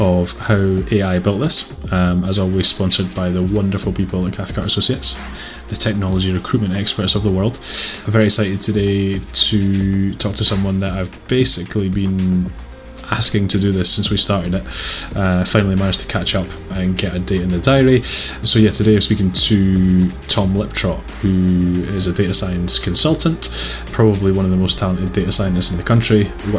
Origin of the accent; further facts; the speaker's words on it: Edinburgh, Scotland, United Kingdom; accent: Edinburgh; my accent is very Edinburgh and not hugely Scottish, some people might say, but right in the middle of the country.